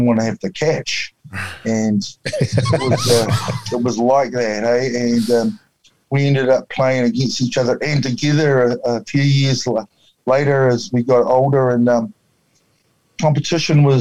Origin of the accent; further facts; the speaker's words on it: Wakefield, Nelson, New Zealand; I was brought up in a little town outside of just south of Nelson called Wakefield